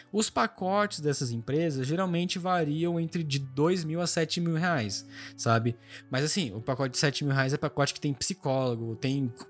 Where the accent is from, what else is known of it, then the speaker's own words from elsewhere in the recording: Brazil; Como a gente é brasileiro, a gente tá no bloco Mercosul, a gente consegue sim entrar na Argentina sem problema nenhum.